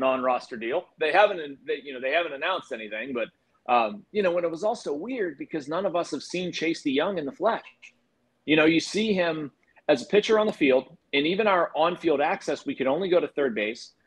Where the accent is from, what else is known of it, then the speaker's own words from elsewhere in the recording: Pittsburgh, Pennsylvania, United States; also born or lived in Washington, D.C.; I grew up in the South Hills, went to Brentwood